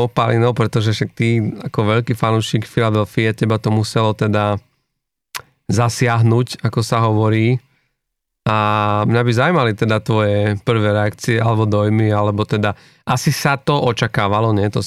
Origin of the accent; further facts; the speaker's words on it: Košice, Košice Region, Slovakia; aj keď ja som z Košíc